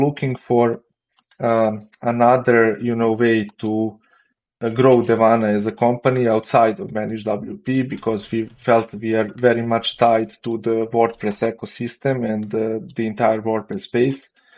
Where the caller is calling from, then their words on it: Belgrade, Serbia; Actually, Belgrade, Serbia.